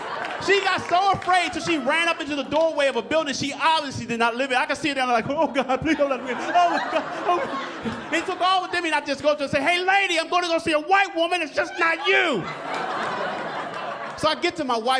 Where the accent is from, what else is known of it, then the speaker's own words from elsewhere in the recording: Baltimore, Maryland, United States; moved away; I'm originally from Baltimore, Maryland